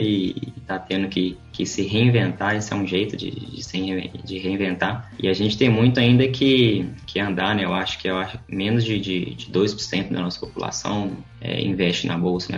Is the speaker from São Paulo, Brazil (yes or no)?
no; Viçosa, Minas Gerais, Brazil; moved away as an adult; also born or lived in São Luís; now in Belo Horizonte, Brazil; Voltei para o interior, em Viçosa, onde que eu fui criado, cresci, estudei